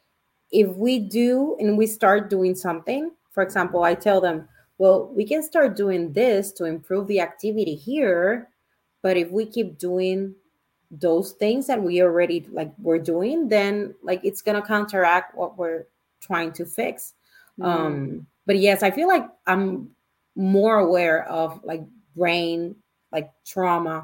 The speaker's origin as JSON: {"language": "English", "country": "Puerto Rico", "moved": "yes", "lives_now": "Miami, United States", "said": "I'm from Puerto Rico, so I'm an island girl."}